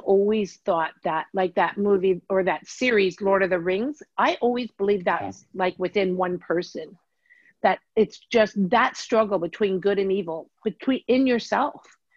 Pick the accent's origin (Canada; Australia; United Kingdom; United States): Canada; I'm Canadian